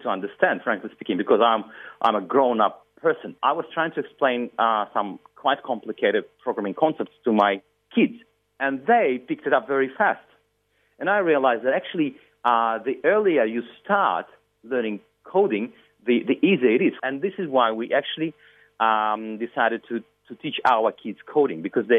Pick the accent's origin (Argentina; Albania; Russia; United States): Russia; now in Sydney, Australia; I'm originally from Russia.